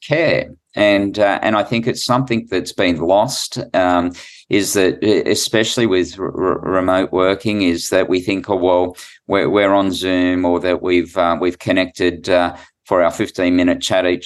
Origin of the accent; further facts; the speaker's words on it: New South Wales, Australia; I'm from New South Wales